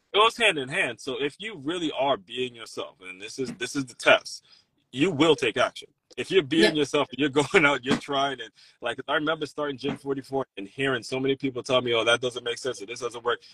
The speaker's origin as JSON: {"language": "English", "region": "Maryland", "country": "United States", "tie": "born or raised there", "said": "when I was growing up in Maryland"}